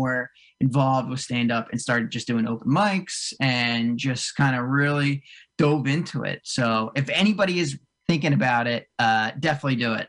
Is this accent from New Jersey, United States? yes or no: yes; Cherry Hill, New Jersey, United States; I grew up in South Jersey. I grew up right outside of like Cherry Hill, way down south. And I live up in like right north of Morristown